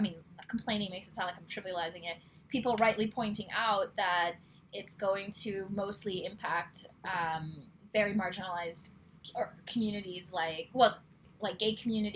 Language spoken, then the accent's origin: English; New York City, New York, United States; I grew up in New York, or in New York City to be specific